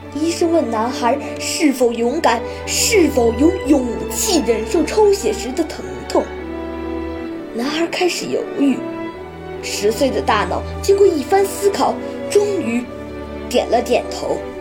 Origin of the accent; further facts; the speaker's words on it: Tianjin, China; 我是来自天津的